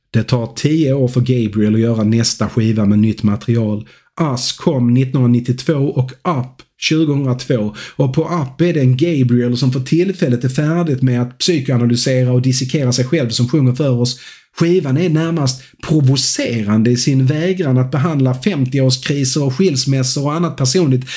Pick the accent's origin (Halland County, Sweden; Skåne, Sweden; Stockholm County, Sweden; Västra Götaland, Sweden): Skåne, Sweden; jag är en glad skåning